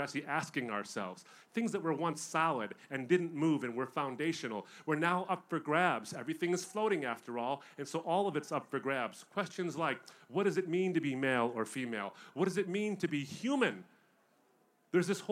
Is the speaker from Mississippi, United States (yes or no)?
no; Michigan, United States; I'm from Michigan